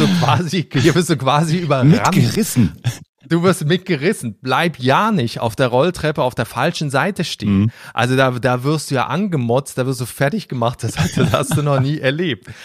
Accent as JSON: {"language": "German", "country": "Switzerland", "moved": "as an adult", "lives_now": "Berlin, Germany", "said": "ich komme aus der Schweiz vom Land, mhm. also aus so einem kleinen Dorf"}